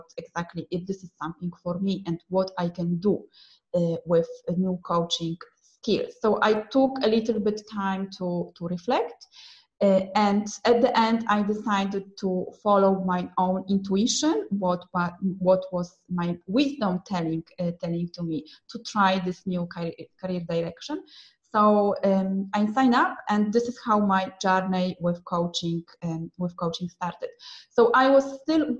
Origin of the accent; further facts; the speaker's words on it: Poland; also born or lived in Milan, Italy / Manchester, United Kingdom / London, United Kingdom; now in Rome, Italy; I am from Poland, but I lived in Italy and UK, and now I am again back to Italy